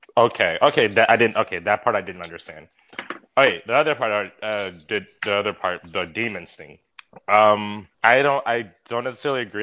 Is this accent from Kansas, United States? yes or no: no; Mississippi, United States; now in Dallas, United States; I'm from I'm from Mississippi.